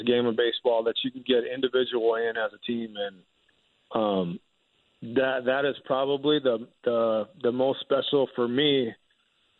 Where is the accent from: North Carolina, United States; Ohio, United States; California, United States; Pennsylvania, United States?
Pennsylvania, United States; Chester County; I grew up in Chester County, which is about 30 minutes outside of Philly